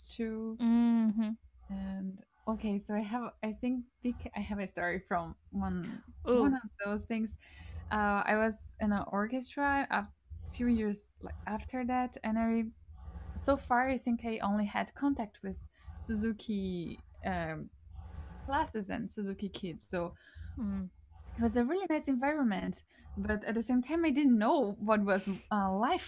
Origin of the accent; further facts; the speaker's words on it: São Paulo, Brazil; moved away; I was living in São Paulo